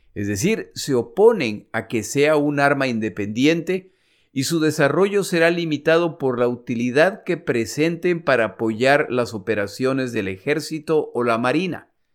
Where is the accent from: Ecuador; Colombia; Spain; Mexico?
Ecuador; moved away; also born or lived in United States; mi país, el Ecuador